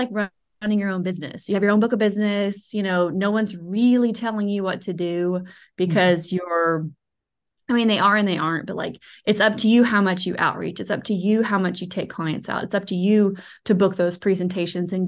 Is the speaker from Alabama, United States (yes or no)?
yes; Alabama, United States; also born or lived in New York City; I am from Alabama